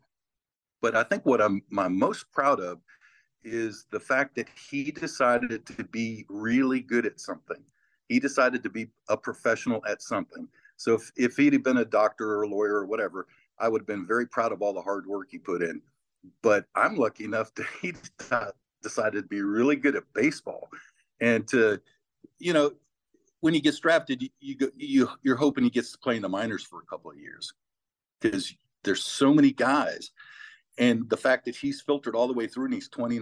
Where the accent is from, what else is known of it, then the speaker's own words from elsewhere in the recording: Muscatine, Iowa, United States; moved away; I was born right on the Mississippi River in Iowa